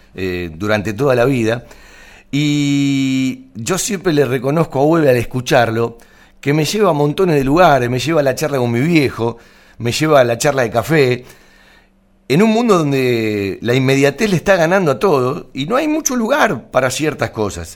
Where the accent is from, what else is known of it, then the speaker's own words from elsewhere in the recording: Banfield, Buenos Aires Province, Argentina; los que nacimos en Banfield, eh, somos de Banfield de toda la vida